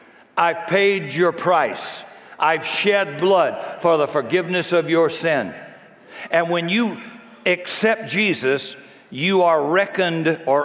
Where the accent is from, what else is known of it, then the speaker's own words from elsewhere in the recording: Washington, United States; I'm from Washington, and I'm telling the truth.